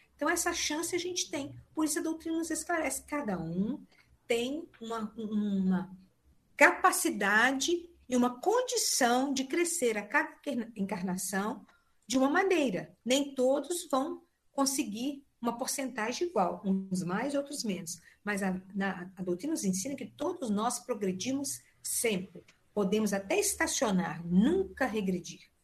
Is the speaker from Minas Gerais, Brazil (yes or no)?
yes; Leopoldina, Minas Gerais, Brazil; moved away; eu estou aqui em Leopoldina